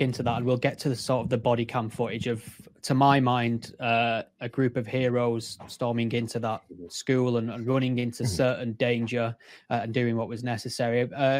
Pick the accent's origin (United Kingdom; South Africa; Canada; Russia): United Kingdom; I mean, I don't know if being a Brit gives it a different dimension with our non-existent relationship with firearms, I suppose, and our sort of strange curiosity at the Second Amendment and American gun culture.